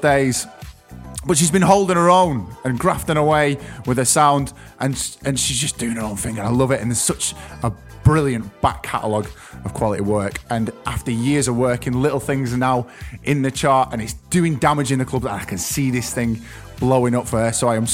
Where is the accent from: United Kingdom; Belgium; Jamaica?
United Kingdom; England; I'm an Englishman, sort